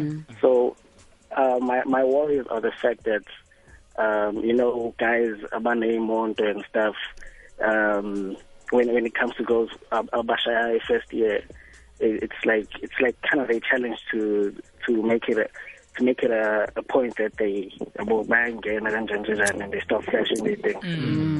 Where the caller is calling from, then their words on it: KwaZulu-Natal, South Africa; I'm from KZN.